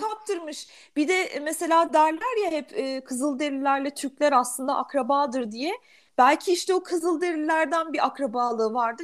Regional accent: Germany; moved away; Almanya'da doğdum, büyüdüm

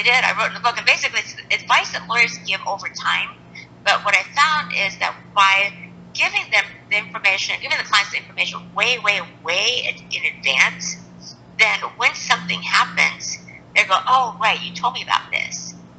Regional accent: Japan; born there; So I'm half Japanese and I was born in Japan

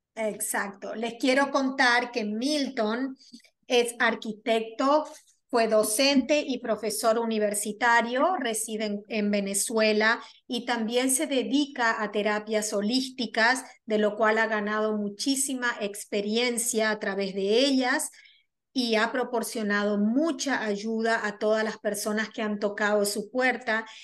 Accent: Argentina; moved away as an adult; now in New York, United States; soy argentina, pero resido en la ciudad de Nueva York ya 24 años

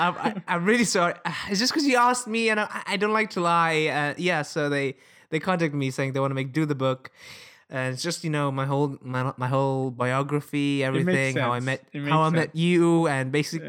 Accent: Italy; English is a second language; because in my hometown it's a very common thing. Everywhere I walk

